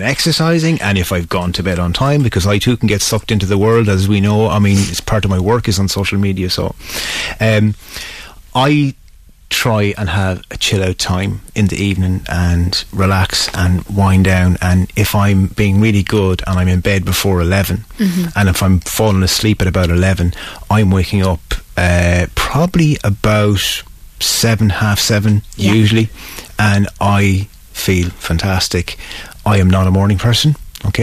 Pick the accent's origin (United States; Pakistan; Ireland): Ireland; Mayo, Connacht; I'm from Mayo, and the first two things that were said about a person was how hard they worked and how early they were up in the morning